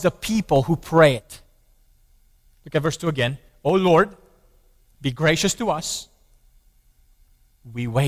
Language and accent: English; Romania; I grew up in Romania under the communist regime